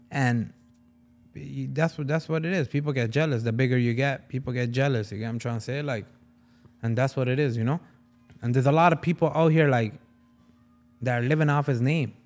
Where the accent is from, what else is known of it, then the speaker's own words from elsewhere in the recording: Punjab, Pakistan; I am Punjabi from Pakistan